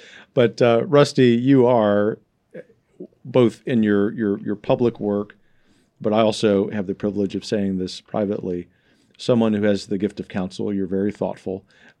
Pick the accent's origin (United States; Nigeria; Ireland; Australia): United States; the South; Well, you know, I am a Southerner.